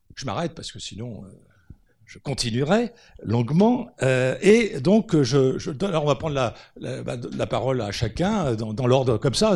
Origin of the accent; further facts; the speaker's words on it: France; on est français et qu'on a un mode de raisonnement franco-français